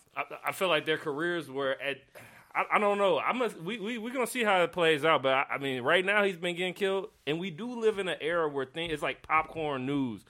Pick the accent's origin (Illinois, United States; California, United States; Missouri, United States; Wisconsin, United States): Illinois, United States; Chicago; I grew up in Chicago